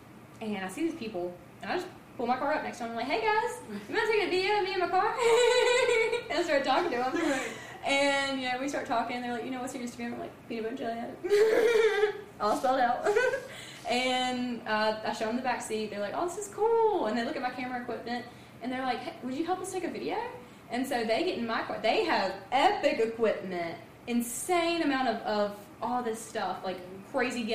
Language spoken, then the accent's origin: English; North Carolina, United States; I'm from North Carolina